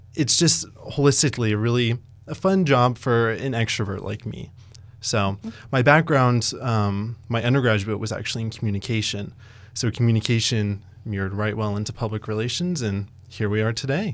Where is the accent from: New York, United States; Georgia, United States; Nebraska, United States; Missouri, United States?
Nebraska, United States; Ogallala; now in Lincoln, United States; I'm actually originally from Ogallala, Nebraska